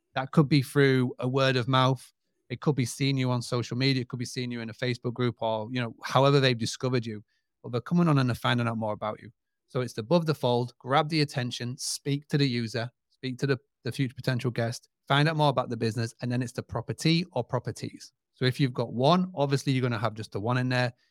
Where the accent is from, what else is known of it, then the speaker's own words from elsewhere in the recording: United Kingdom; accent: British; my British accent